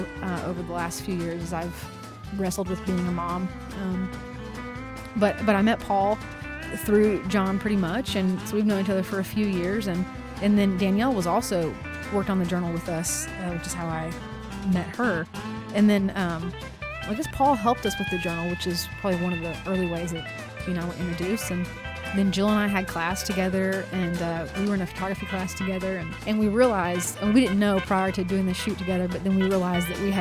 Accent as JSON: {"language": "English", "town": "Weatherford", "region": "Texas", "country": "United States", "tie": "born or raised there", "said": "growing up in Weatherford, I find that is a lot of inspiration for my work."}